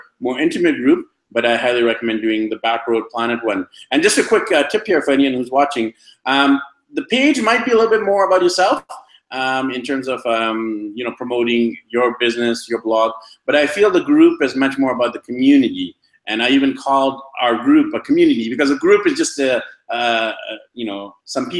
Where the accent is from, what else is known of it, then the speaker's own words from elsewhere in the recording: Vancouver, British Columbia, Canada; moved away as an adult; now in Medellin, Colombia; my hometown of Vancouver, BC, Canada